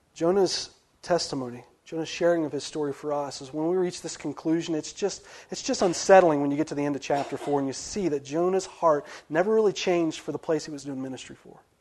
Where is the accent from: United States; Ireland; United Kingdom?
United States; West Virginia; I'm from West Virginia